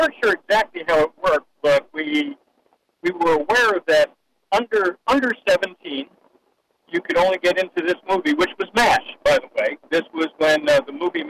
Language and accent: English; New Jersey, United States; now in Fayetteville, United States; the town where I graduated high school, which was in New Jersey